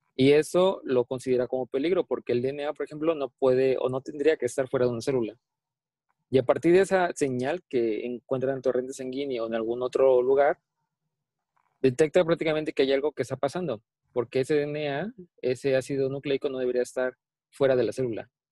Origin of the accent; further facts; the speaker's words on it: Mexico; soy orgullosamente mexicano